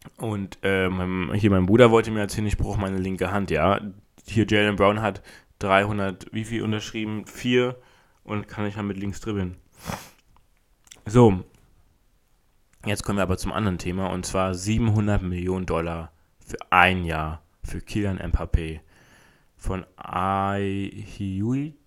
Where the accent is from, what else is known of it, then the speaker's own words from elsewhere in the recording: Berlin, Germany; bei uns in Berlin